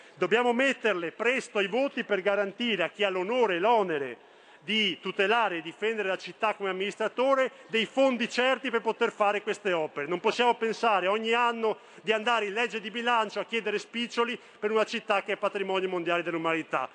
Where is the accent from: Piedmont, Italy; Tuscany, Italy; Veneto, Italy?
Veneto, Italy; Venice; la mia città, Venezia. E da veneziano